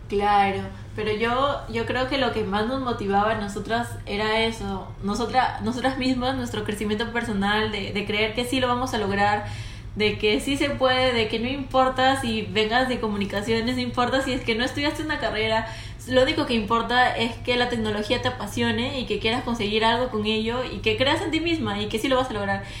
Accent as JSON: {"language": "Spanish", "region": "Piura", "country": "Peru", "said": "Yo vengo de Piura entonces veía muchos agricultores"}